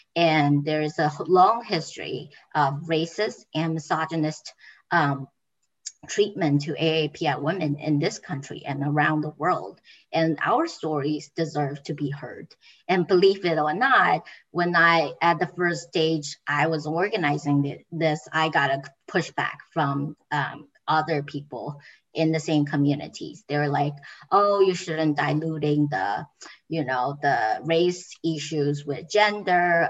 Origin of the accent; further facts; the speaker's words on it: Taiwan; moved away as an adult; now in Amherst, United States; I came to United States in 2013, and I started my um, academic career at GCC. I came from Taiwan